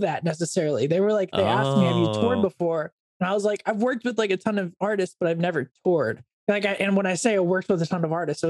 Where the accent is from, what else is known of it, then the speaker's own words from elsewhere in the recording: Oregon, United States; also born or lived in Corvallis, Oregon; Growing up in Oregon, I was like big into the outdoors